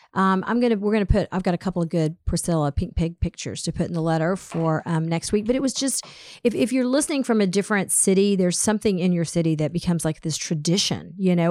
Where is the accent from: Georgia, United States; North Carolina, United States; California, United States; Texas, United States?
Georgia, United States; Atlanta; I grew up in Atlanta